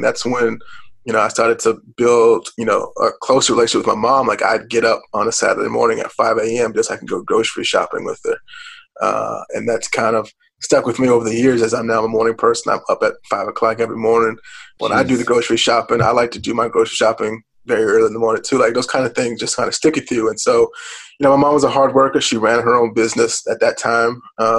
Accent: Richmond, Virginia, United States; when I was growing up in Richmond, people would drive, you know, once a month, a couple hours down 95 to go to Ralph's Barbecue

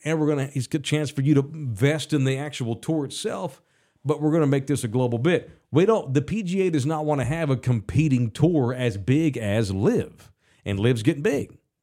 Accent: United States; I'm an American

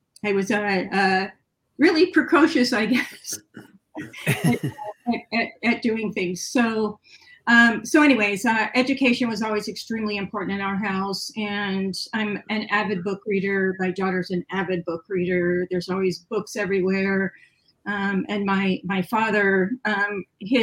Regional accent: California, United States; also born or lived in Ohio; we moved from Ohio to California, and the education system was very different

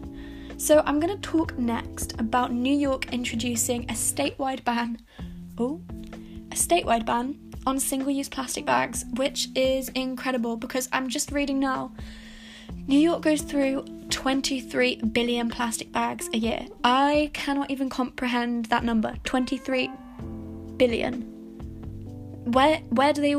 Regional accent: Hay-on-Wye, Wales, United Kingdom; now in Cardiff, United Kingdom; And also Hay-on-Wye, which is my hometown

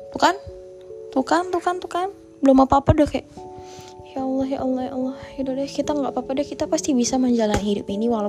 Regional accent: Pontianak, West Kalimantan, Indonesia; aku lagi kangen banget guys sumpah kangen banget sama Pontianak kota asalku terutama aku lagi kangen berat sih sebenarnya sama ayah bunda

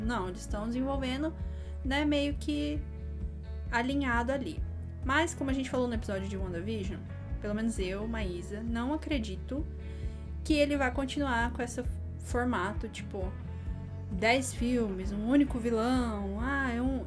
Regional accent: interior of Paraná, Brazil; A gente é do interior do Paraná

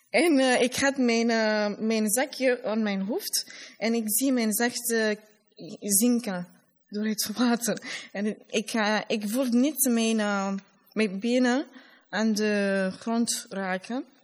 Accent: Labé, Labé Region, Guinea; Dutch is a second language; now in Brussels, Belgium; ik kom uit de tweede regio, Middel-Guinea of Fouta.

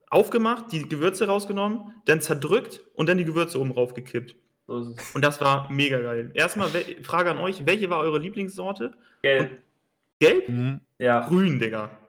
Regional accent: Basel, Basel-Stadt, Switzerland; weil ich habe es überhaupt nicht, weil ich bin ja aus Basel, da war ja genug Läden.

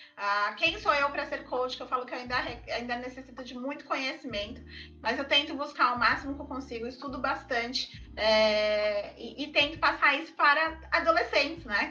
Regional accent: São Paulo, Brazil; eu sou de São Paulo

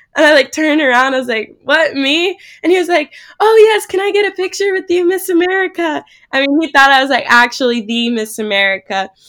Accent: Manhattan, Kansas, United States; I'm from Kansas originally, just outside of Manhattan there

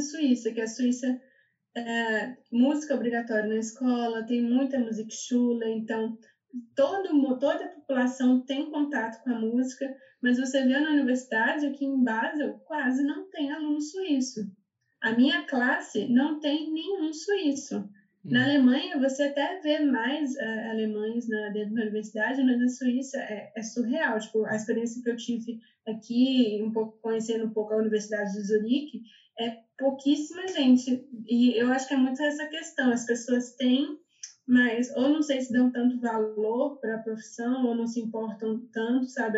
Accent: Minas Gerais, Brazil; moved away as an adult; also born or lived in São Paulo, Brazil / Berlin, Germany; now in Germany; Eu sou de Minas

